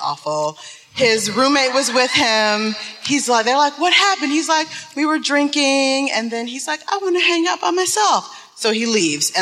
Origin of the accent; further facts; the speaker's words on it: Detroit, Michigan, United States; I'm from Detroit.